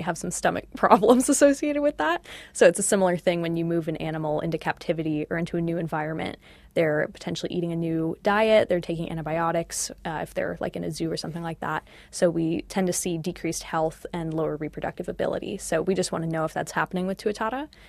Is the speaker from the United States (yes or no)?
yes; United States; moved away as an adult; now in Auckland, New Zealand; I'm from the States.